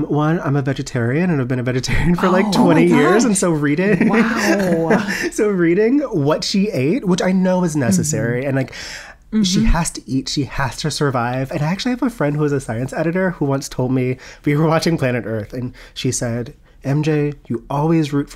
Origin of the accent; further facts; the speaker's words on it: Baltimore, Maryland, United States; now in New York, United States; I was born and raised around Baltimore.